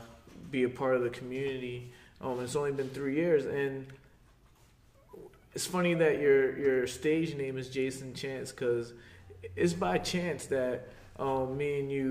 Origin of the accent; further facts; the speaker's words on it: Fairless Hills, Pennsylvania, United States; moved away as an adult; also born or lived in South Philadelphia; now in Croydon, United States; I'm not from Bristol. You know, I'm from Fairless Hills